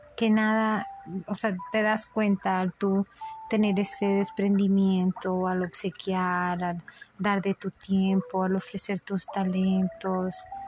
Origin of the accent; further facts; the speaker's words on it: Mexico; soy mexicano